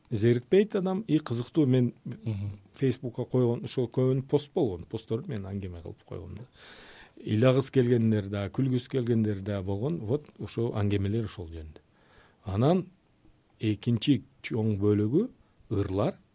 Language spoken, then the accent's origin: Kyrgyz; Leilek, Batken Region, Kyrgyzstan; also born or lived in Tajikistan; мен өзүмд улутум өзбек э, кыргызстанда кыргызстан менин ватаным да ата мекеним да ошол э, жерде чоңойдук